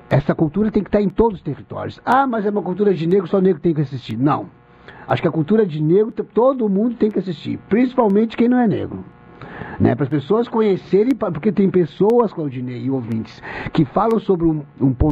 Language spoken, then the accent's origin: Portuguese; Pelotas, Rio Grande do Sul, Brazil; Em Pelotas não foi diferente. Eu me lembro como se fosse hoje. Nasci, me criei na Castilha, era, era, essa, era essa vivência que se tinha.